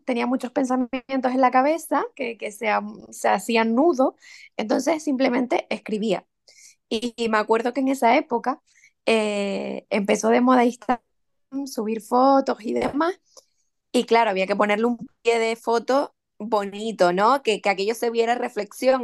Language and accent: Spanish; Santa Úrsula, Canary Islands, Spain; Santa Úrsula, mi pueblo